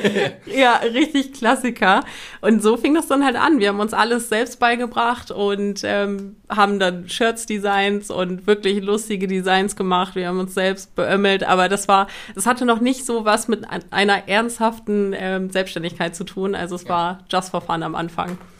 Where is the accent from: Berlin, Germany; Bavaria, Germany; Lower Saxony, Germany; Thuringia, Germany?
Lower Saxony, Germany; Cuxhaven; wir kommen aus Cuxhaven